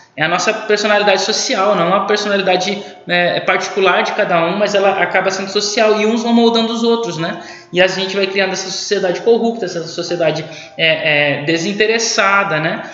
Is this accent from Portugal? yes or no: no; Brazil; nós, brasileiros